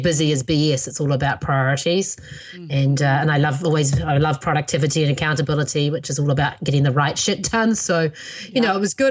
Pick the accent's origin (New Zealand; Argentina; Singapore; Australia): New Zealand; now in United States; my birth country of New Zealand